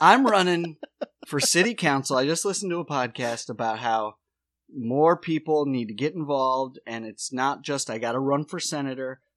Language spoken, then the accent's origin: English; Watertown, South Dakota, United States; moved away; also born or lived in Charleston County; I'm born and raised in Watertown, South Dakota